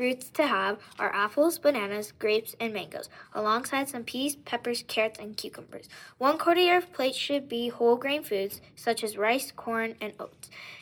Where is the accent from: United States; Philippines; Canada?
Canada; we are from Canada